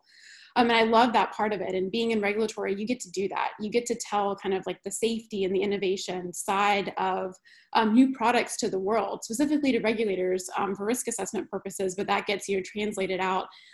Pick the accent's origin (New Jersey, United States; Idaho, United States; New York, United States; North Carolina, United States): North Carolina, United States; born and raised in North Carolina